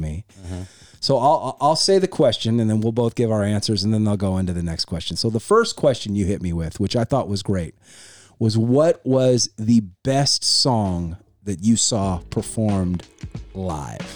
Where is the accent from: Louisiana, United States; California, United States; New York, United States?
California, United States; I've never lived anywhere else. I'm born and raised in California